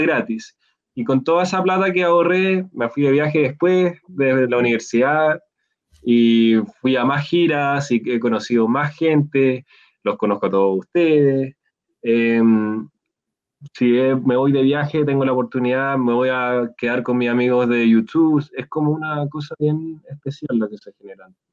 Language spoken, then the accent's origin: Spanish; Chile; yo dije que era de Chile